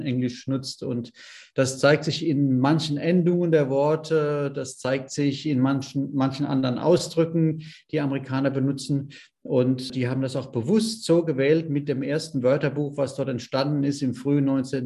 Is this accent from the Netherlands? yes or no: no; Germany; Bei uns in Deutschland